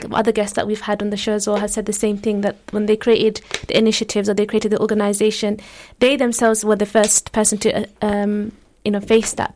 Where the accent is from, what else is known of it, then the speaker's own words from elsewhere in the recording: London, United Kingdom; I'm from London